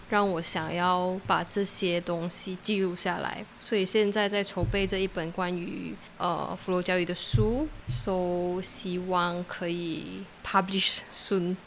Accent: Alor Setar, Kedah, Malaysia; moved away as an adult; now in Langkawi, Malaysia; 我的家乡是 Alostar， 就是一个小时半的 ferry 就可以到福楼交易

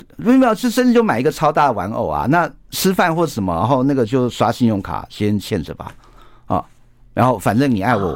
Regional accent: Taiwan; 我们台湾人

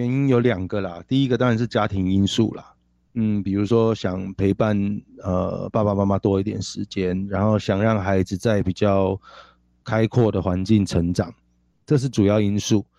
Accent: Kaohsiung, Taiwan; 作为一个高雄人

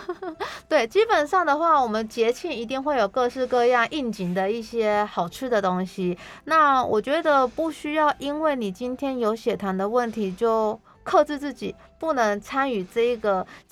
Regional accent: Taiwan; 我们台湾人其实蛮爱吃很多美食的，而且台湾的美食非常多

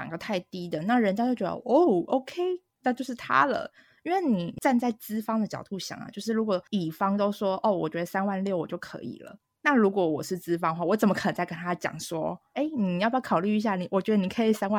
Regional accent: Taiwan; moved away; 像我从台湾过来，我可能就会有租房的要求、交通的要求

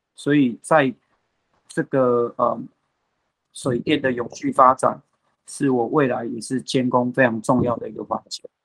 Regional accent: Pingtung, Pingtung County, Taiwan; moved away; also born or lived in United States; 我们屏东这边

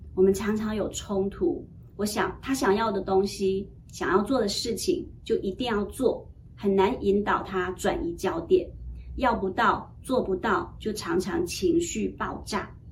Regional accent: Heilongjiang, China; moved away; 我出生在充满北国风光的大陆黑龙江

